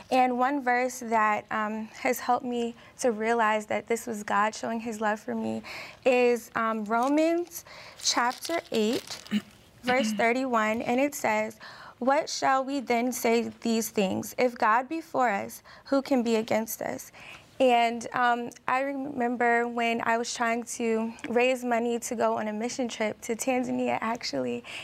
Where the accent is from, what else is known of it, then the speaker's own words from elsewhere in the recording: Maryland, United States; I am from Maryland.